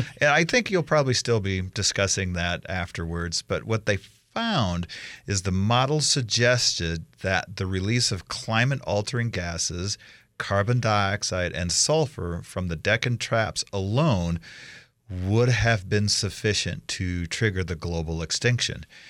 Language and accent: English; Iowa, United States; now in Idaho, United States; I grew up in Iowa